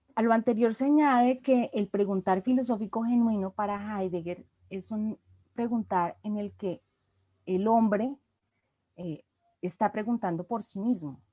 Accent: Colombia; como colombiana

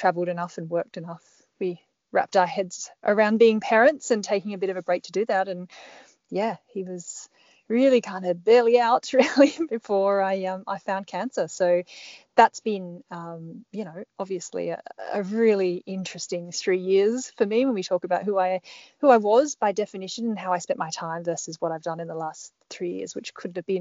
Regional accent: Perth, Western Australia, Australia; moved away; also born or lived in Melbourne / Sydney / Canberra; I'm Perth born and bred in Western Australia originally.

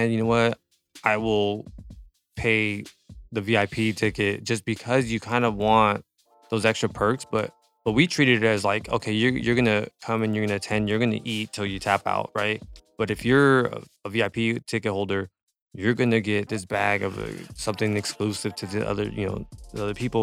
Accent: Los Angeles, California, United States; also born or lived in 805 area (Ventura County), California / San Fernando Valley, California; I was born in South Central, Crenshaw and Slauson

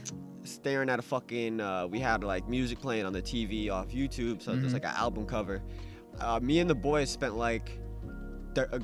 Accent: Southington, Connecticut, United States; I'm from Southington, Connecticut, Harford County. You know, from the burbs, from the burbs. White kid from the suburbs.

